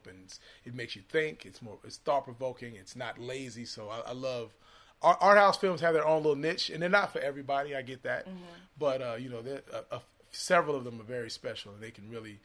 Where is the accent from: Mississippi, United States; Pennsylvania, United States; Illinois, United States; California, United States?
Illinois, United States; Chicago; now in Los Angeles, United States; I'm in L.A., actually. But I'm from Chicago originally